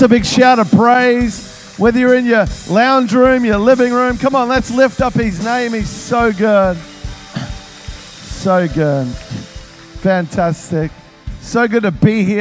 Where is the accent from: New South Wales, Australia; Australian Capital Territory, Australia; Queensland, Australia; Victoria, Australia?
Victoria, Australia; Melbourne; moved away; I'm originally from Melbourne